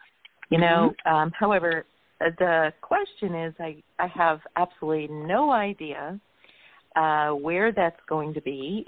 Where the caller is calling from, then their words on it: San Diego, California, United States; San Diego area.